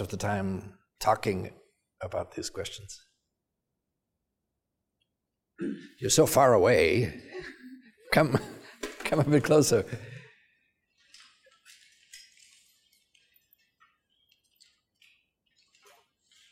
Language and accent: English; Salzburg, Austria; moved away as an adult; now in United States; I grew up in Salzburg in Austria